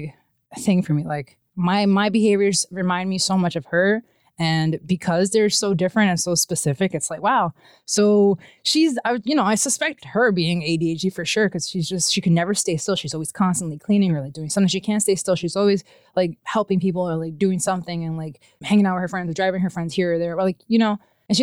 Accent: New York City, New York, United States; moved away as an adult; now in Maine, United States; I'm from New York, I'm from Brooklyn. It's a really chaotic city to live

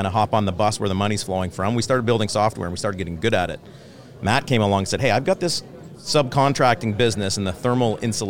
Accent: London, Ontario, Canada; London, Ontario.

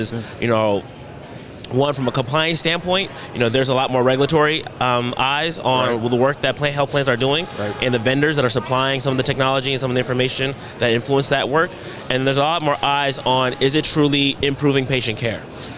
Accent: Richmond, California, United States; moved away; Richmond, California. Richmond. That's my hometown.

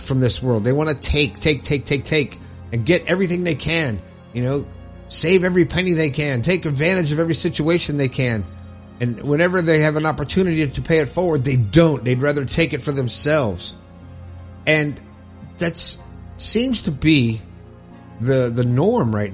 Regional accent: Fort Lauderdale, Florida, United States; from my stomping grounds in Fort Lauderdale

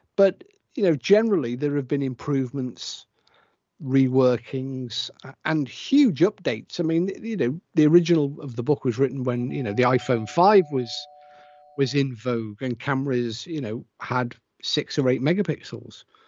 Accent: England, United Kingdom; I'm English, my wife's Welsh

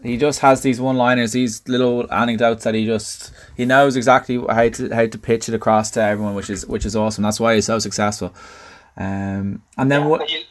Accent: Dublin, Leinster, Ireland; accent: Southside Dublin; my Southside accent

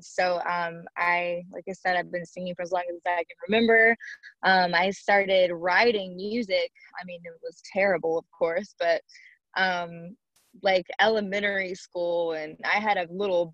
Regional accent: Shreveport, Louisiana, United States; I am born and raised in Shreveport, Louisiana

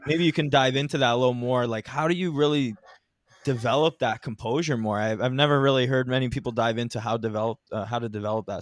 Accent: Ontario, Canada; I'm from Ontario too

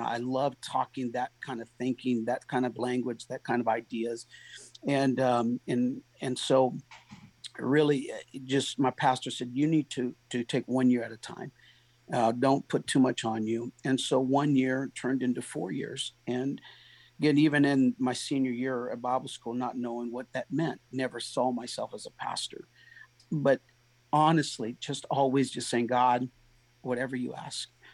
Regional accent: San Diego, California, United States; now in Goodlettsville, United States; I'm originally from San Diego.

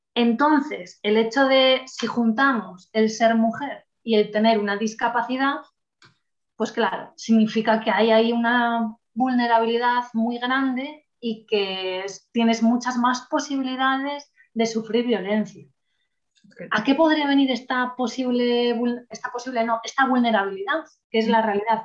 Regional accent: El Bierzo, Castile and León, Spain; yo trabajo en la delegación del Bierzo, que bueno, no sé si alguien lo conoce, pero ya lo dejo caer por aquí, reivindico un poco mi tierra

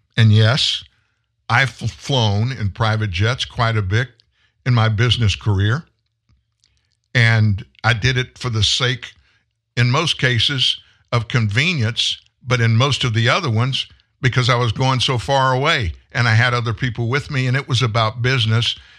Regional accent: Louisiana, United States; I'm from Louisiana

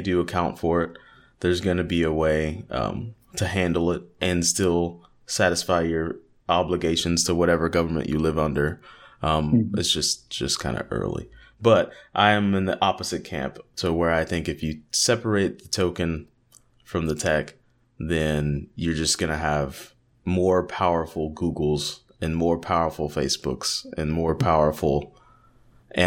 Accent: United States; I'm from the States

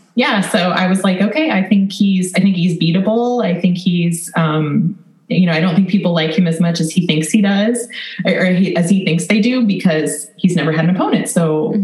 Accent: Ankeny, Iowa, United States; I'm from Ankeny, Iowa. So it's right in the middle of the state, north of our main capital city of Des Moines

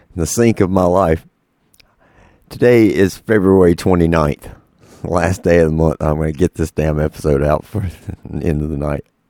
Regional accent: North Carolina, United States; I'm from North Carolina

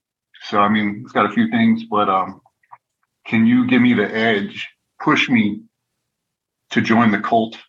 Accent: Albuquerque, New Mexico, United States; So I'm from Albuquerque, New Mexico. Don't have any professional sports teams.

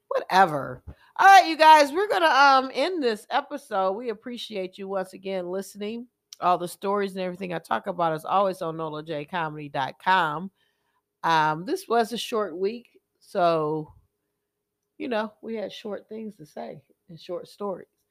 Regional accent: United States; I'm glad I live in America. I'm glad I'm American

